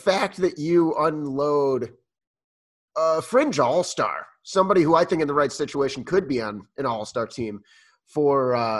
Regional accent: Chicago, Illinois, United States; We're both from Chicago.

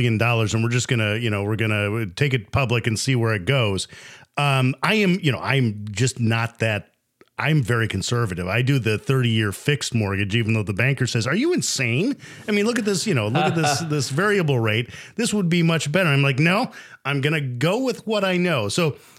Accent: United States; as an American native

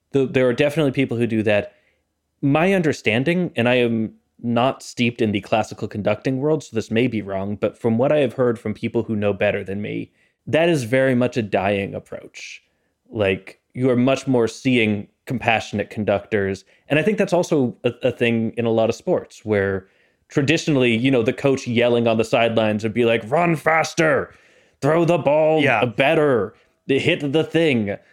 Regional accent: Canada; Look, I'm Canadian.

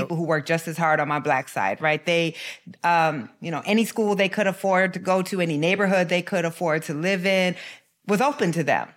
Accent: Waterloo, Iowa, United States; growing up in Waterloo, uh, definitely shaped the, the, uh, my desire to become a journalist

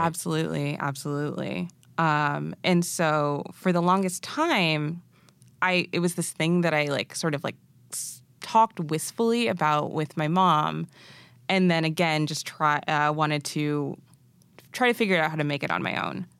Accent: Massachusetts, United States; also born or lived in Arusha, Tanzania; I'm originally from New England, born and raised in Massachusetts

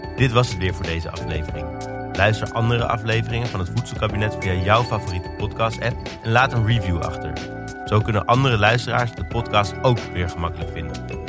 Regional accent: Amsterdam, North Holland, Netherlands

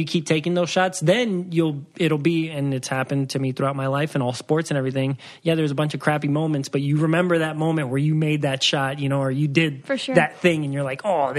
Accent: Waukegan, Illinois, United States; born there; So I was born in Waukegan, Illinois, but my dad was in the Navy, so we moved around a lot. I've never been to Waukegan ever since

